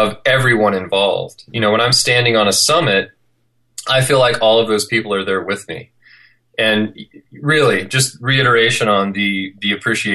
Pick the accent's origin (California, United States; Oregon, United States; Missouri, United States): California, United States; Clovis; moved away as an adult; also born or lived in Yosemite, California; now in Salt Lake City, United States; where I'm from, which is Clovis, California, Fresno, California